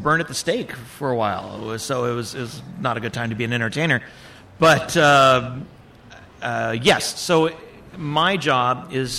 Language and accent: English; West Covina, California, United States; moved away as an adult; now in Bakersfield, United States; Born and raised in West Covina